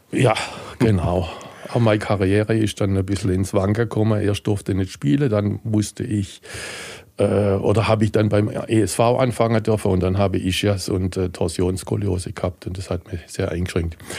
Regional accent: Heilbronn, Baden-Württemberg, Germany; Und ich komme aus Heilbronn, bin in Heilbronn geboren, bin bekennender Heilbronner

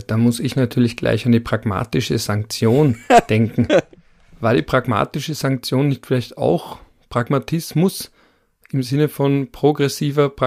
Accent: Vienna, Austria; Ich komme auch aus Wien und verstehe die Vorarlberger Politik auch nicht.

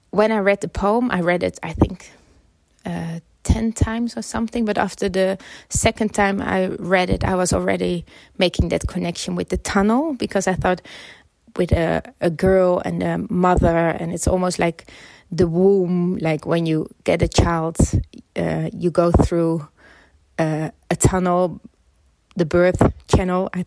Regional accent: Netherlands; now in London, United Kingdom; so uh, I immigrated from the Netherlands to uh, the UK, so I lived in London.

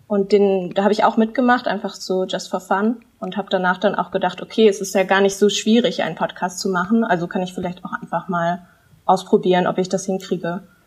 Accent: Germany; ich bin in Deutschland aufgewachsen

